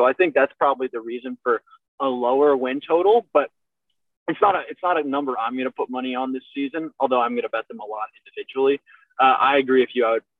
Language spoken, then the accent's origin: English; Atlanta, Georgia, United States; I'm from Atlanta.